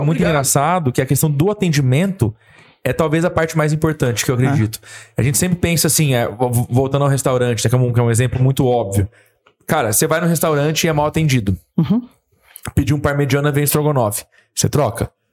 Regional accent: Ribeirão Preto, São Paulo, Brazil; Sou de Ribeirão Preto também

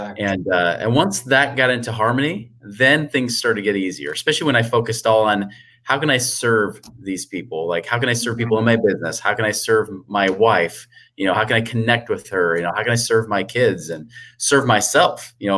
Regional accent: Oregon, United States; moved away as an adult; now in Utah, United States; I moved from Oregon and then moved to Utah in my 20s

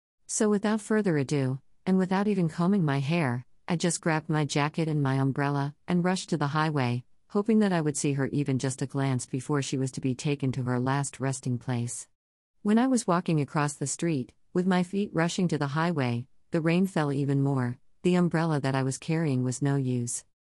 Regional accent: Philippines; born or raised there

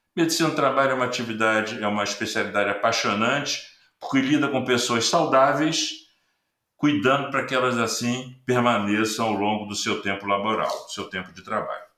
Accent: Rio de Janeiro, Brazil; Eu sou carioca, moro no Rio de Janeiro.

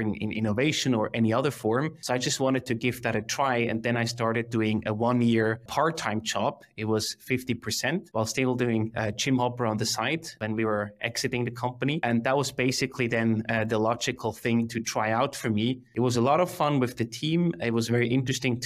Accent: Emmental Valley, Bern, Switzerland; I grew up in the Emmental Valley in the heart of Switzerland, very rural country.

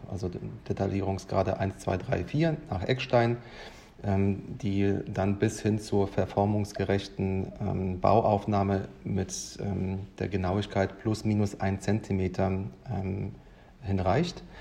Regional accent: Lodz, Łódź Voivodeship, Poland; born there; Ich bin ja gebürtiger Pole aus Lodz

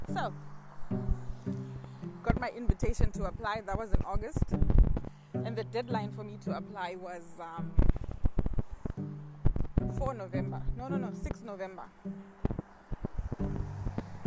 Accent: Zimbabwe; English is a second language; moved away as an adult; now in Canada; The way I learned English in Zimbabwe, I learned it from speaking, writing, and reading.

